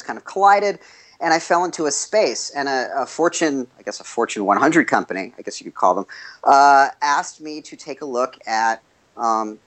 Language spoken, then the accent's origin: English; Los Angeles, California, United States; I grew up in Los Angeles